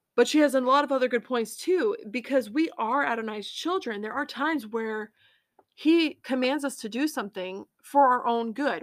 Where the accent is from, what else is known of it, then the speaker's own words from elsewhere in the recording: United States; being an American is important to me